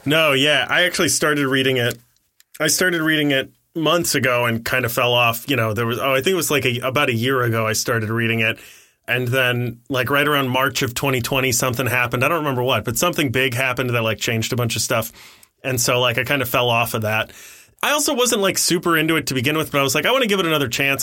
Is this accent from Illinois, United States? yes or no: no; Ohio, United States; I was born in Ohio